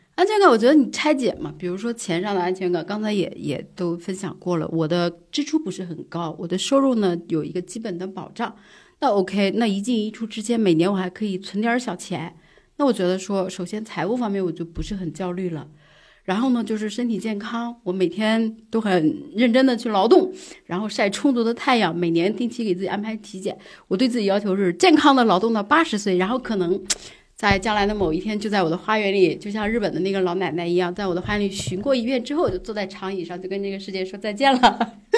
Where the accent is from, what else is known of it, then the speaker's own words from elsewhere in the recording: Jiangsu, China; now in Beijing, China; 我江苏人